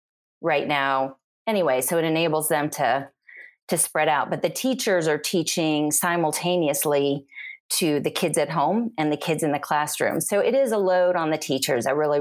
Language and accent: English; Virginia, United States; moved away as an adult; also born or lived in Salt Lake City, Utah; now in Atlanta, United States; but I grew up in Virginia.